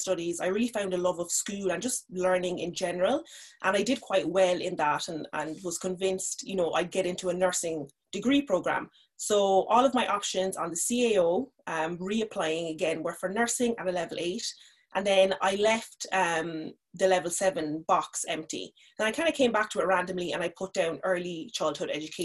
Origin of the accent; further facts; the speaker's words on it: Cork, Munster, Ireland; also born or lived in Nigeria; I grew up in Cork. I'm originally from Nigeria.